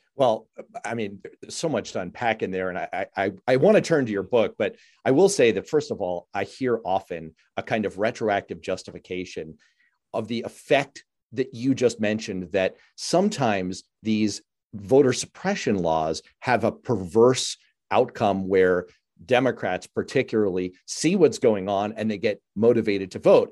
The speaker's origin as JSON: {"language": "English", "town": "New York City", "region": "New York", "country": "United States", "tie": "born or raised there", "said": "growing up in New York City, like I did"}